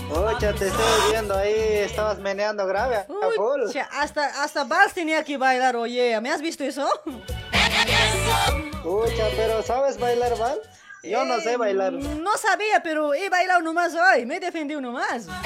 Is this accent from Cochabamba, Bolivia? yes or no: no; Potosí, Bolivia; Yo sí. ¡Ya! Porque soy de Potosí.